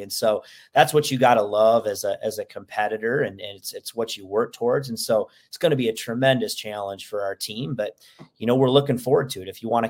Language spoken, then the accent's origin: English; Minnesota, United States; I grew up in Minnesota, but it's a little chilly out there, BJ.